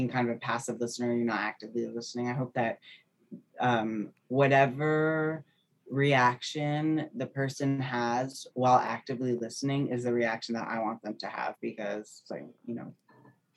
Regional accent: New Jersey, United States; also born or lived in New York; I'm from New Jersey originally

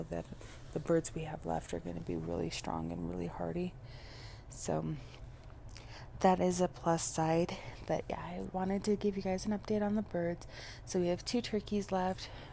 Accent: Colorado, United States; I am from Colorado, but the climate in Colorado varies so much. There are the plains regions, which are the lower altitudes. That's what you usually hear about when you hear about the Mile High City, that 5280 altitude. And that's where I spent a majority of my life, is in those plains regions

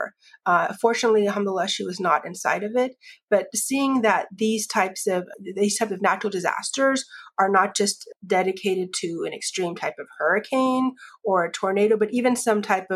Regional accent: Florida, United States; I grew up in Florida, surrounded essentially by the ocean as well as swamplands and wetlands.

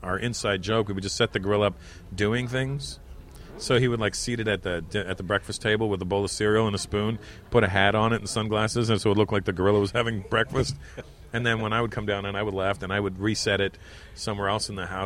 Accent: Canada; I'm still Canadian

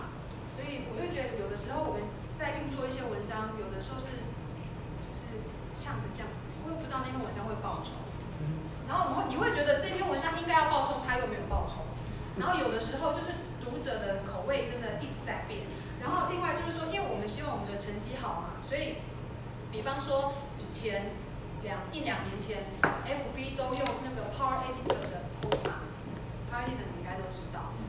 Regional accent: Singapore; 而且是我是从新加坡来的

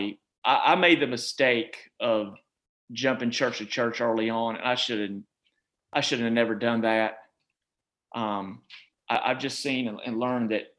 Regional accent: Charlotte, North Carolina, United States; moved away as an adult; also born or lived in Virginia / Georgia / Beaufort County, North Carolina; Even though I was from Charlotte

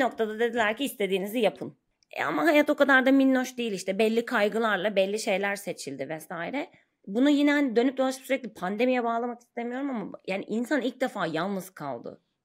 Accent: Ankara, Turkey; moved away as an adult; now in Istanbul, Turkey; ben Ankara doğumluyum. 30 yaşıma kadar Ankara'da yaşadım. Sonra İstanbul'a taşındım.

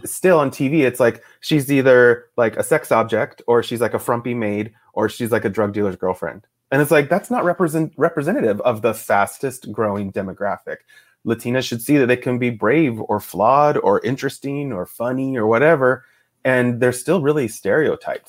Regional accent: Boise, Idaho, United States; also born or lived in Fort Ord, California; I grew up mostly in Idaho, my dad is from Idaho

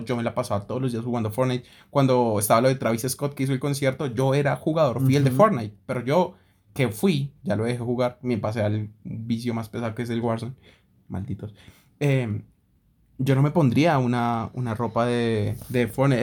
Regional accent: Colombia; como colombiano

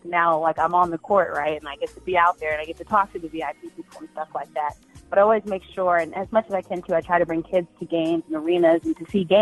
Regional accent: Montgomery County, Maryland, United States; I am from Montgomery County, Maryland

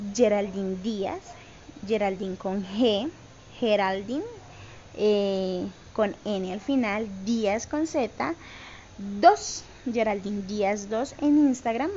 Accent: Cali, Valle del Cauca, Colombia; yo soy de Cali, Colombia

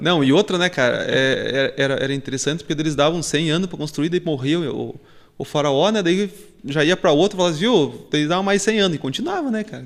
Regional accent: Guarapuava, Paraná, Brazil; eu sou de Guarapuava

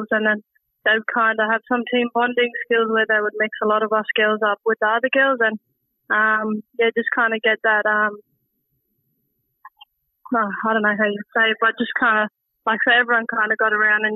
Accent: Darwin, Northern Territory, Australia; also born or lived in Victoria; getting the opportunity to stay in my hometown of Darwin instead of moving interstate again

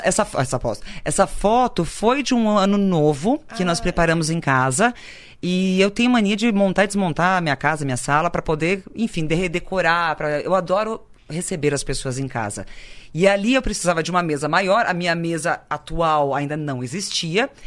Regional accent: Santa Cruz do Sul, Rio Grande do Sul, Brazil; moved away; also born or lived in Paris; Santa Cruz é uma eu falo não por ser o lugar onde eu nasci

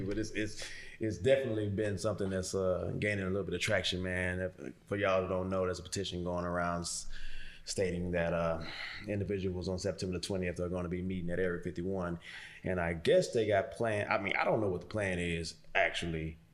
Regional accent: Houston, Texas, United States; Texas fan, born and raised in Houston

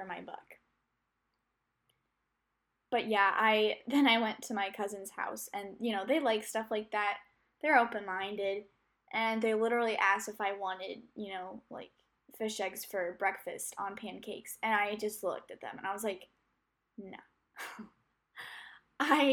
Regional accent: United States; I'm an American

